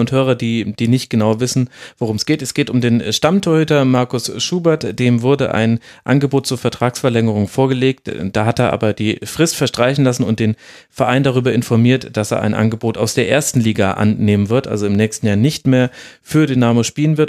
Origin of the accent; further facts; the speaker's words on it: Middle Franconia, Bavaria, Germany; moved away; ich ja gebürtiger Franke bin. Mittelfranke sogar